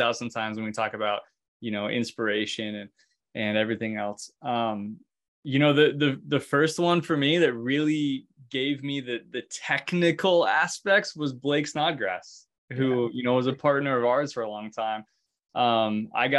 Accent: Alaska, United States; now in Oregon, United States; I'm from Alaska originally.

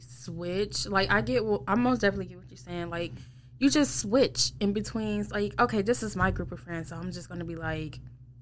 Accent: River Rouge, Michigan, United States; I went to River Rouge, Michigan

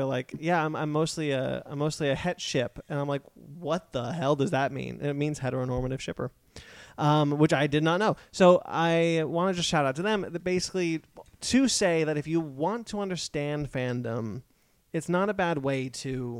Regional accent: Pacific Grove, California, United States; That's our hometown

